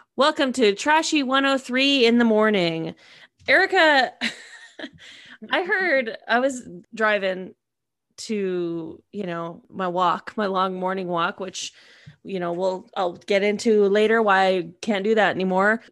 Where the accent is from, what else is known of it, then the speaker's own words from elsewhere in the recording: United States; I'm American